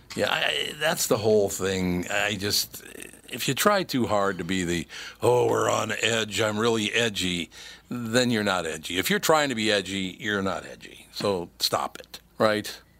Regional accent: Minneapolis, Minnesota, United States; I grew up in North Minneapolis

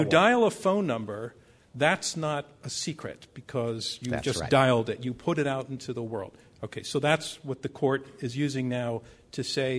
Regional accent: New York City, New York, United States; I'm from the Bronx

